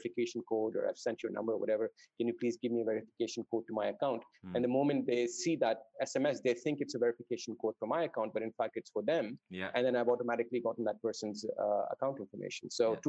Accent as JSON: {"language": "English", "region": "Dubai", "country": "United Arab Emirates", "tie": "born or raised there", "also_born_or_lived": "Saudi Arabia", "said": "I grew up in the Middle East. So I grew up in Dubai and Saudi Arabia to a certain extent. I spent my first 8 years in Saudi"}